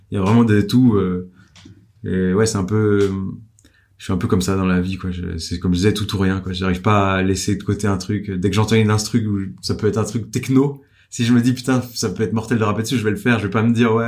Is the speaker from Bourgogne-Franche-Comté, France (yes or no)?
yes; Dijon, Bourgogne-Franche-Comté, France; je viens de Dijon, euh, mon père est garagiste